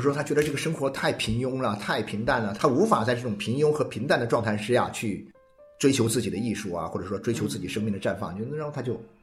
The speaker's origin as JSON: {"language": "Chinese", "region": "Jiangxi", "country": "China", "also_born_or_lived": "Xiamen", "said": "我从这个厦门大学中文系毕业以后呢，我就分配到当时的江西大学中文系教书。那时候是一九八四年的时候"}